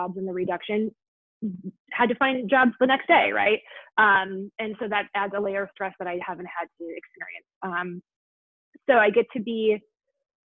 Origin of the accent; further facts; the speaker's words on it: Milwaukee, Wisconsin, United States; I'm from Milwaukee, Wisconsin